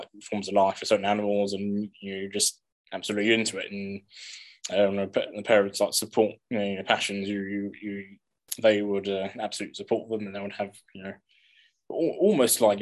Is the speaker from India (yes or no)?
no; England, United Kingdom; growing up in England